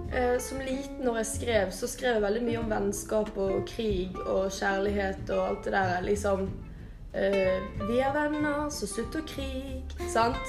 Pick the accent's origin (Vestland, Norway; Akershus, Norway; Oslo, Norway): Vestland, Norway; Bergen; Jeg er fra Bergen